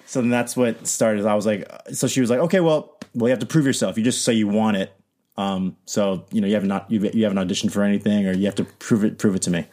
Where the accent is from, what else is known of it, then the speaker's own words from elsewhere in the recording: New York City, New York, United States; moved away as an adult; now in Los Angeles, United States; I'm from Queens, New York